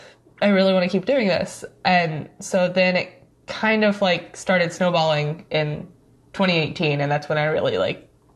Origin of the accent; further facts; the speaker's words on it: St. Louis, Missouri, United States; St. Louis.